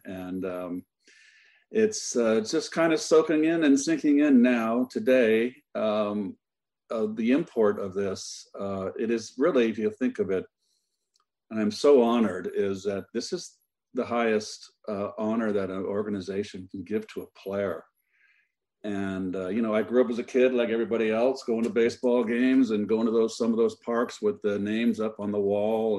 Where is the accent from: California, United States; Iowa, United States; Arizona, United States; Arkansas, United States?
California, United States; Pacifica; just a little old blue collar kid growing up in Northern California on a beach town called, uh, Pacifica, seventeen miles south of Candlestick Park.